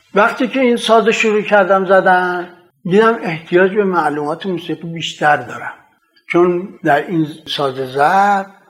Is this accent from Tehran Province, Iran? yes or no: yes; Tehran, Tehran Province, Iran; در تهران متولد شدم در سنگلک پارک شهر فعلی خونمونم سر کوچه حمام خورشید بود